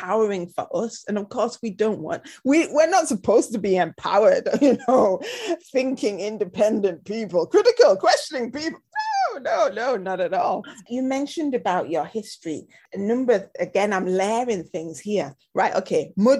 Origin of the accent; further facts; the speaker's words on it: United Kingdom; I think it also applies to us as British, and you're British Punjabi, you know, I'm British Afro-Caribbean